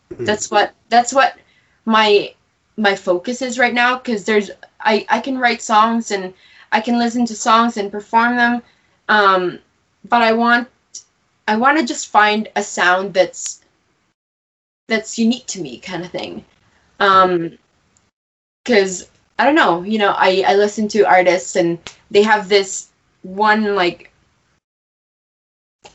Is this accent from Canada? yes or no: yes; Cremona, Alberta, Canada; moved away as an adult; also born or lived in Halifax, Nova Scotia; I grew up in Alberta, in Cremona, Alberta. And I moved out in Halifax, Nova Scotia for university